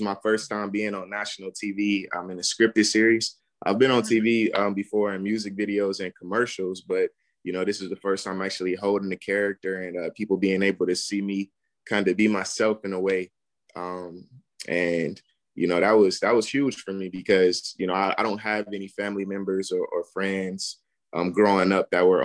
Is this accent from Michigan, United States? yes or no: yes; Detroit, Michigan, United States; now in Los Angeles, United States; I'm from Detroit, born and raised, currently living in L.A.